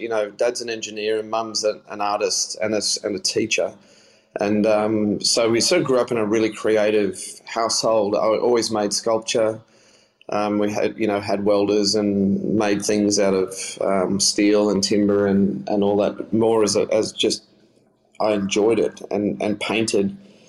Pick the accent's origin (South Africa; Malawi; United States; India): South Africa; moved away; that's the music I grew up with in South Africa as well.